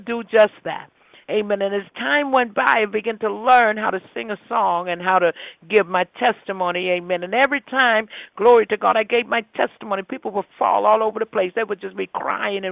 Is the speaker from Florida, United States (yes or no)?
no; New York City, New York, United States; I grew up in Brooklyn.